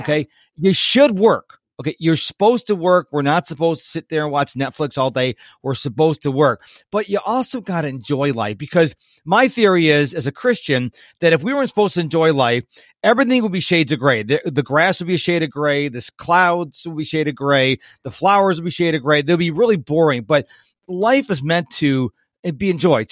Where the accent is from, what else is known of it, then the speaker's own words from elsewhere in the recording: Rochester, New York, United States; moved away; I'm originally from Rochester, New York